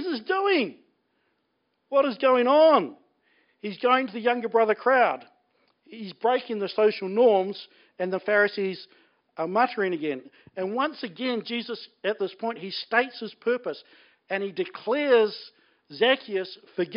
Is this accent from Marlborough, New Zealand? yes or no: yes; Blenheim, Marlborough, New Zealand; I grew up in Blenheim